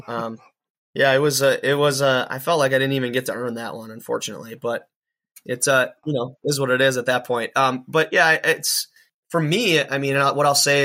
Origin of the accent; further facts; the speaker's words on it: Watertown, Wisconsin, United States; a Watertown, Wisconsin guy, which is my hometown as well